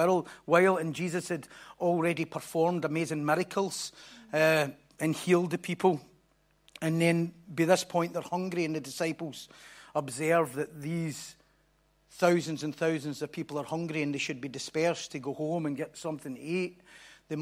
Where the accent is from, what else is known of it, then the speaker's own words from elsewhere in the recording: Bellshill, Scotland, United Kingdom; I was brought up in in Belsil, which is another promised land across the road there.